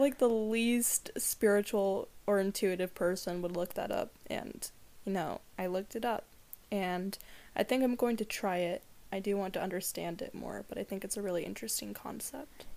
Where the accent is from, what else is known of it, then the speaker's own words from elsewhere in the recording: Seattle, Washington, United States; now in Trout Lake, United States; I grew up in Seattle